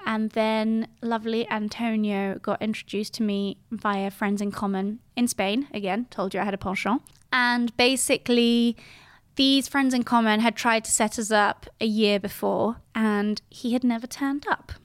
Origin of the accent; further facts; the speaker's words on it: Geneva, Switzerland; first language French and English; moved away as an adult; now in London, United Kingdom; I was born in Geneva in nineteen eighty-eight